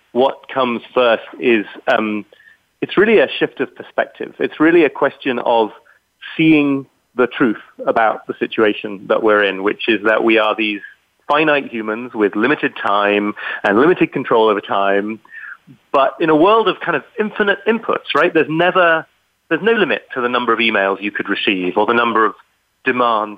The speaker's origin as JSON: {"language": "English", "country": "United Kingdom", "accent": "British", "said": "people hear my British accent"}